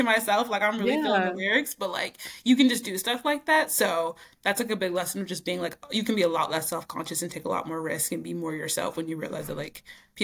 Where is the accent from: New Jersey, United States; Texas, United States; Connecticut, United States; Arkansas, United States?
Arkansas, United States; Northeast; moved away as an adult; also born or lived in Fayetteville, Arkansas / Brooklyn, New York; now in New York, United States; I'm from Arkansas, like a small town in Northeast Arkansas